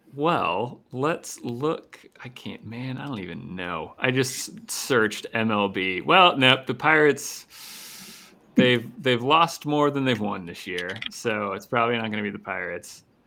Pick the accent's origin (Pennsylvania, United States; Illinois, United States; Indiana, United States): Pennsylvania, United States; Pittsburgh; growing up in Pittsburgh